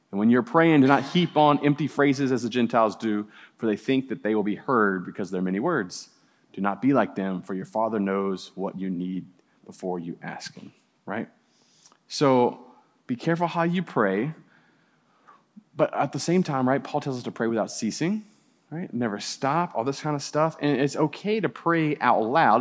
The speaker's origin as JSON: {"language": "English", "town": "New Orleans", "region": "Louisiana", "country": "United States", "tie": "born or raised there", "moved": "yes", "said": "I grew up in New Orleans and we had spook houses"}